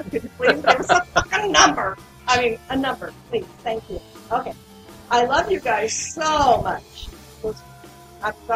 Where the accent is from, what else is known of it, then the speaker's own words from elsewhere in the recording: Apple Valley, Minnesota, United States; Uh, yep, I'm from Apple Valley too, but it's not in California.